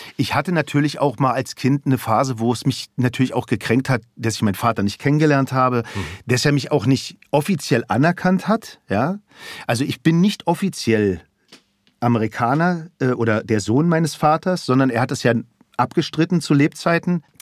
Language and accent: German; Berlin, Germany; also born or lived in Aschaffenburg; Ich bin im amerikanischen Sektor aufgewachsen, in Schöneberg